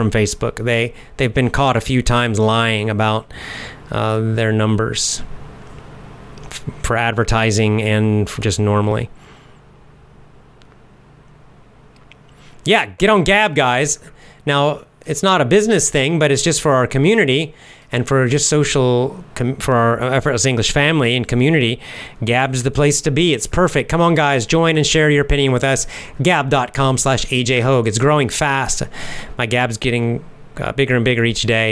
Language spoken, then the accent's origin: English; United States; moved away as an adult; also born or lived in San Francisco; now in Japan; I'm from the United States, from America